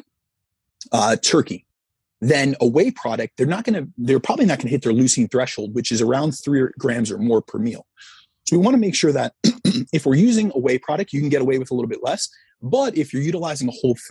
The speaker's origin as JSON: {"language": "English", "region": "Northeast", "country": "United States", "said": "I'm from the Northeast"}